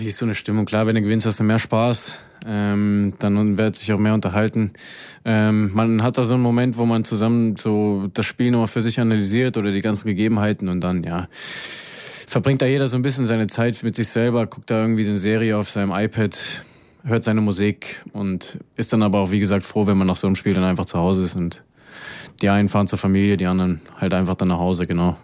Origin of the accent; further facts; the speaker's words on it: Erfurt, Thuringia, Germany; also born or lived in Heidenheim; now in Braunschweig, Germany; ich bin, wie gesagt, in Erfurt groß geworden, äh, direkt am Blumenplatz.